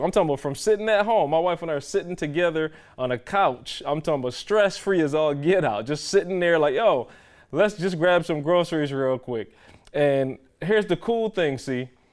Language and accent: English; Barbados; moved away; growing up in Barbados, my grandmother had a tree in the yard